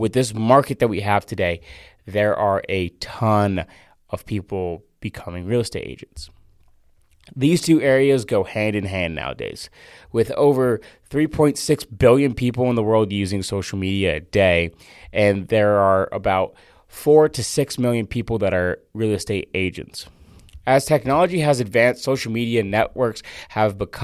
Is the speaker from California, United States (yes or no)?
no; Fort Myers, Florida, United States; moved away; Fort Myers, Florida, which is my hometown